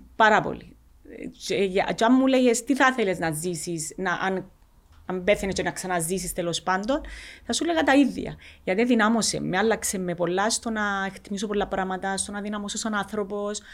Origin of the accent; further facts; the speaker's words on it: Cyprus; Είμαστε από την Κύπρο